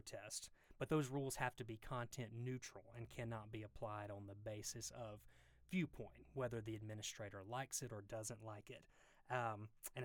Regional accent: Mississippi, United States; accent: deep Southern; now in Georgia, United States; when I practiced law in Mississippi, which you can probably tell from the deep Southern accent

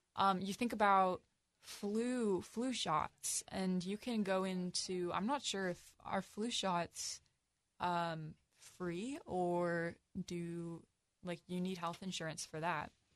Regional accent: United States

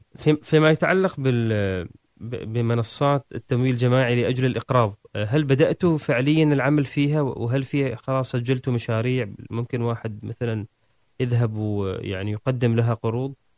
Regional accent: Oman; نحن عندنا في عمان

